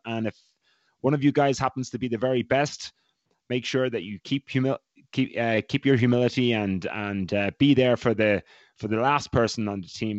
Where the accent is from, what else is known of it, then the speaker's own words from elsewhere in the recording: Ireland; accent: Irish; moved away as an adult; I was not allowed to lose my accent because when I arrived at Providence College, head coach there, Ray Tracy, is from Waterford in Ireland, and there was a few other Irish guys in the team, so it was easy for me to maintain.